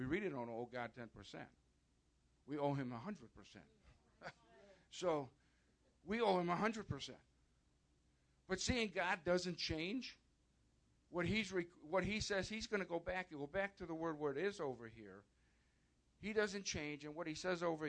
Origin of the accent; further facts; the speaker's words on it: outside of Chicago, Illinois, United States; I was born and raised outside of Chicago, Catholic.